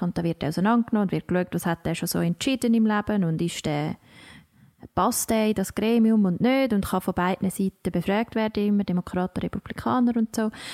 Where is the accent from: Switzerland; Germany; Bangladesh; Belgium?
Switzerland; accent: Swiss German; unseren Dialekt mega herzig finden